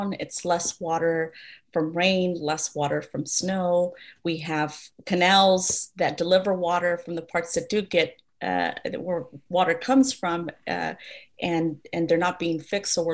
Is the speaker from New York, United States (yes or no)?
no; Sanger, California, United States; My hometown of Sanger